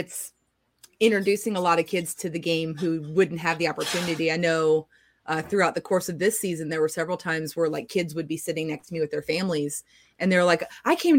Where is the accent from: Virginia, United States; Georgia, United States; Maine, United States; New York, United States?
Virginia, United States; Norfolk; now in Jacksonville, United States; I grew up in Norfolk